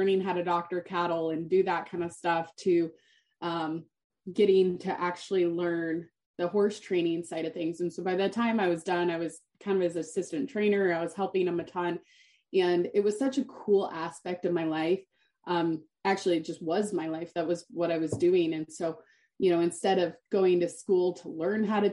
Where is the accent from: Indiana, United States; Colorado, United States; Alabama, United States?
Colorado, United States; Steamboat Springs; I grew up in Steamboat Springs, Colorado